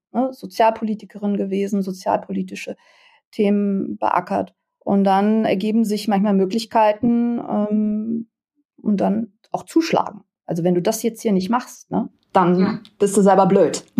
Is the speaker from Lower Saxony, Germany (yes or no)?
yes; Lower Saxony, Germany; bei uns in Niedersachsen